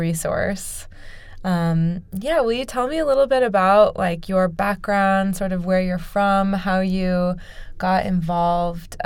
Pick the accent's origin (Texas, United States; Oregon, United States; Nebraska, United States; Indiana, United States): Nebraska, United States; Omaha; I grew up in Omaha